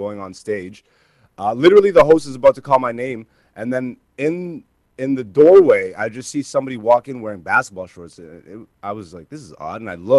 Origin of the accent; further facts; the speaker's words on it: Greece; now in Hamilton, Canada; my parents are both African, but I was born in Greece